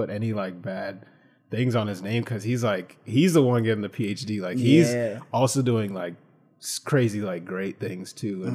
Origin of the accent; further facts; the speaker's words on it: Franklin, New Jersey, United States; my hometown, like Franklin Somerset